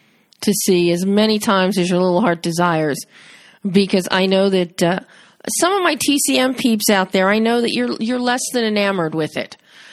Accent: Philadelphia, Pennsylvania, United States; I'm from Philly

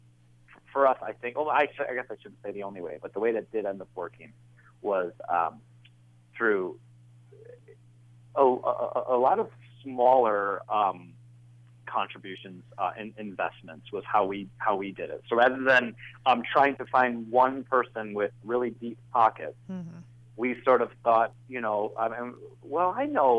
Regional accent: Welsh, Wales, United Kingdom; I'm Welsh, so I was raised on tea.

